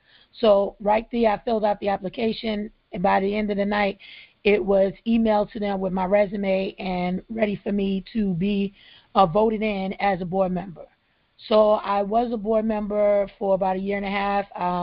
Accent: Brooklyn, New York, United States; now in Charleston, United States; One, like I 10 years ago, I came from Brooklyn, New York to Charleston

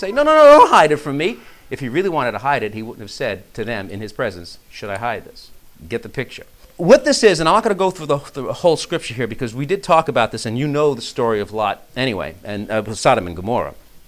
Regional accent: New York, United States; well, I came from New York, right?

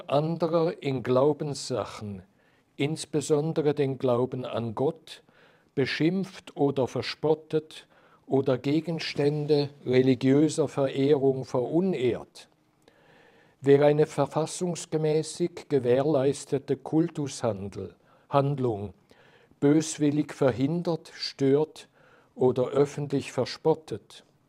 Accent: Switzerland; als Schweizer Jurist

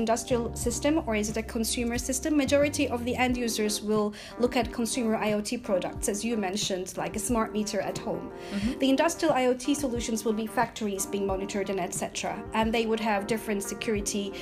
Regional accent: Istanbul, Turkey; moved away as an adult; also born or lived in United States; now in United Kingdom; I was born in Istanbul, Turkey, and after finishing my university studies, I moved to the USA

